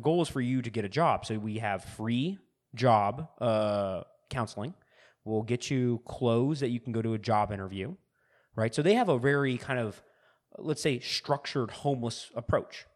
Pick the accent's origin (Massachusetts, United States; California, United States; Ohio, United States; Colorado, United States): California, United States; Growing up in California